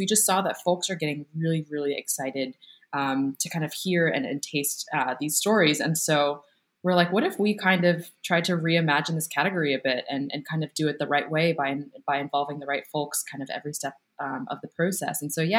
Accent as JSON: {"language": "English", "town": "Boston", "region": "Massachusetts", "country": "United States", "tie": "born or raised there", "moved": "yes", "lives_now": "New York, United States", "said": "We grew up in Boston."}